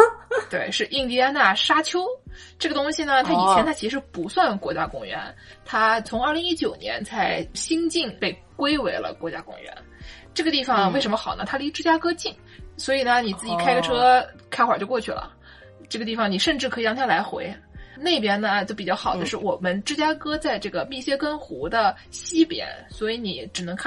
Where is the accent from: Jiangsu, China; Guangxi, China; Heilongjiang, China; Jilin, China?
Jiangsu, China; Nanjing; accent: Nanjing dialect; moved away as an adult; now in United States; 我们南京话就可以出来了